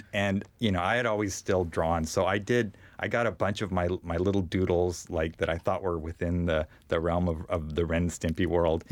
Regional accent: Bakersfield, California, United States; I grew up in Bakersfield

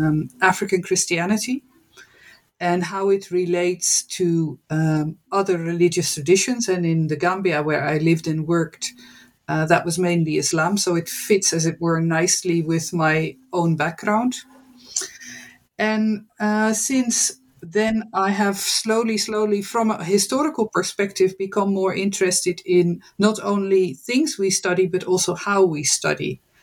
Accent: Netherlands; English is a second language; I am born and raised in the Netherlands. I studied at Utrecht University

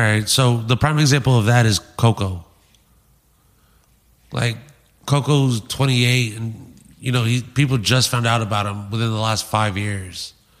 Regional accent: San Antonio, Texas, United States; now in Phoenix, United States; Now I'm from San Antonio.

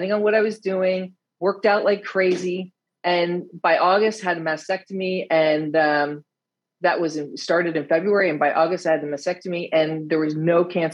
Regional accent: United States; accent: American; now in Netherlands; I live in the Netherlands. I'm American, as you can hear by my accent

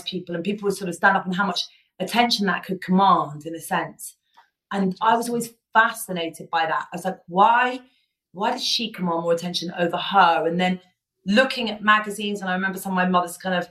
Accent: Ibiza, Balearic Islands, Spain; I grew up in Ibiza.

